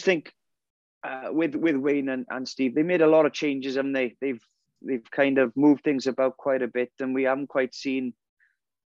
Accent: Wales, United Kingdom; as a Welsh public and fans

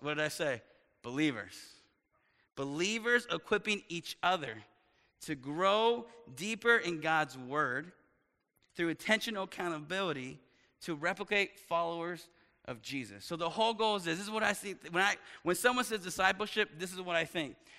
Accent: East Texas, United States; moved away as an adult; also born or lived in upstate New York; I was raised in East Texas

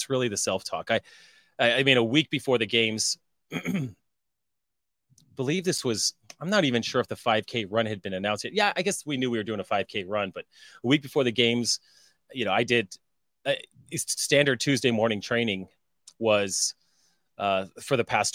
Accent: Colorado, United States; moved away; I was from Colorado.

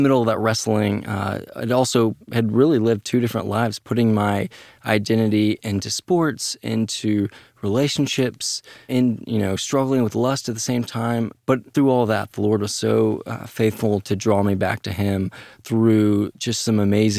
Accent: Dallas, Texas, United States; So I grew up here in Dallas and, had two faithful parents that really taught me God's word.

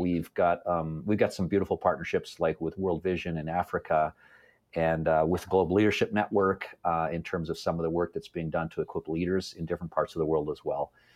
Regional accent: Toronto, Ontario, Canada; now in London, Canada; I was, uh, born and raised in the Toronto area

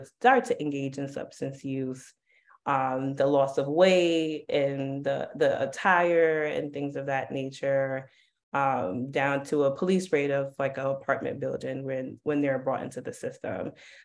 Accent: New York City, New York, United States; growing up in Harlem

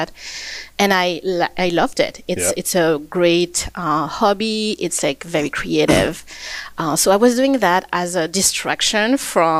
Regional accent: Réunion; moved away as an adult; also born or lived in Versailles, France / Montreal, Canada; now in Edmonton, Canada; I was born and I grew up in Réunion Island.

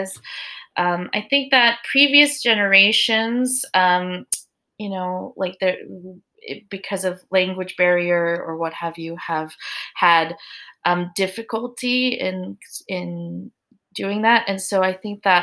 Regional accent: United States; as Korean American parents

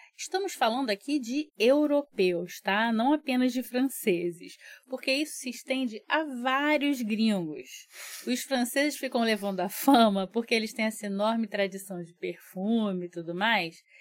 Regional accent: Brazil; also born or lived in Rio de Janeiro; eu digo que sou brasileira, que moro no Rio

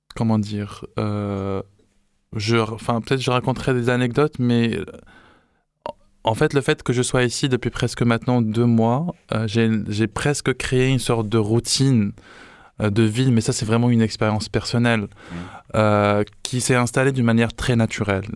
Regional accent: Morocco; chez nous au Maroc

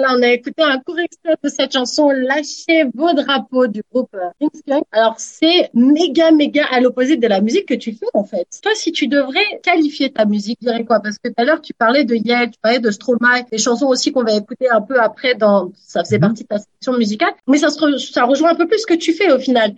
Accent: France; now in Canada; en tant que Française de France

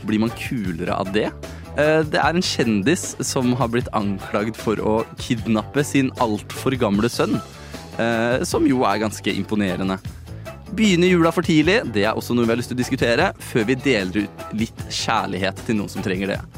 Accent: Mysen, Østfold, Norway; now in Oslo, Norway; fra Mysen, der jeg er fra

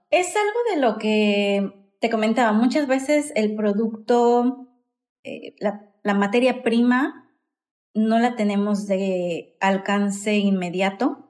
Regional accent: Mexico

